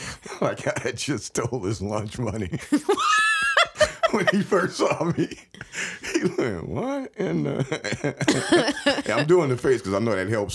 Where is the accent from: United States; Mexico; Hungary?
United States; Freeport, Illinois; moved away as an adult; also born or lived in Chicago; now in Milwaukee, United States; Freeport, Illinois, teeny tiny little place, 27,000 people, south of Beloit.